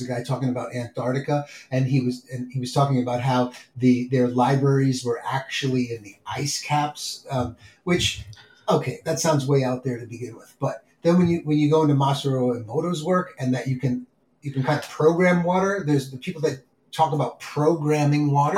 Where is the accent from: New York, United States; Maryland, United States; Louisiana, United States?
New York, United States; New York City; moved away; I grew up in New York City